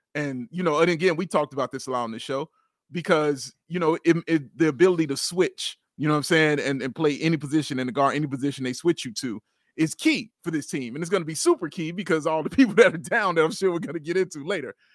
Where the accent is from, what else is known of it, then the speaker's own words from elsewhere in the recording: Chicago, Illinois, United States; I'm from Chicago